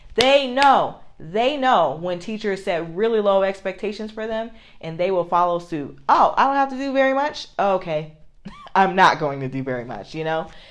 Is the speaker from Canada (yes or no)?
no; United States; I love being an American.